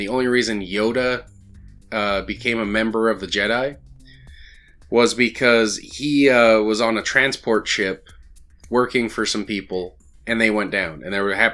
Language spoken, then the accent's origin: English; Albuquerque, New Mexico, United States; the Balloon Fiesta in my hometown